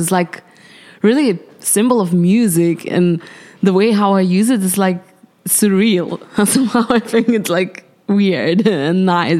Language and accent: English; Vilnius, Vilnius County, Lithuania; in Vilnius, Lithuania.